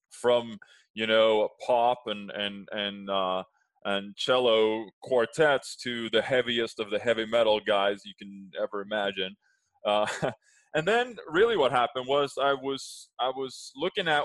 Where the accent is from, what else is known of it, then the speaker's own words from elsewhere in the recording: Sweden; English is a second language; now in Los Angeles, United States; I'm speaking to you today from uh, LA, where I, I currently reside, uh, but originally born and raised in Sweden.